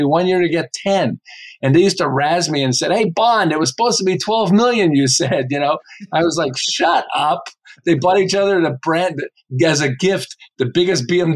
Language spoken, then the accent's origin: English; Montreal, Quebec, Canada; moved away as an adult; now in Southern California, United States; I live in Southern California. I've lived here for about 35 years, but I'm originally from Montreal